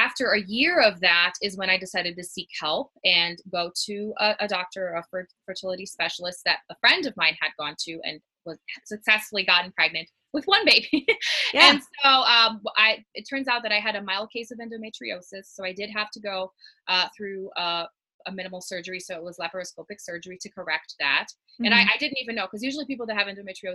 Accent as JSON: {"language": "English", "country": "Brazil", "tie": "born or raised there", "moved": "as an adult", "lives_now": "Colorado, United States", "said": "I'm originally from Brazil, born and raised, eventually married an American husband and moved to Colorado"}